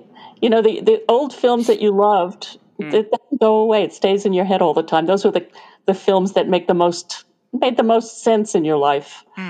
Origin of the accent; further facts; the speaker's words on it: New York, United States; now in Tucson, United States; I'm from New York.